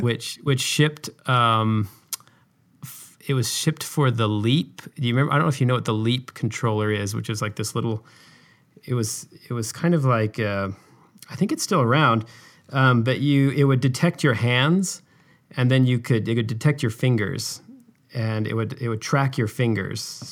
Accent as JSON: {"language": "English", "region": "Utah", "country": "United States", "tie": "born or raised there", "said": "I grew up in Utah, which is where I live now"}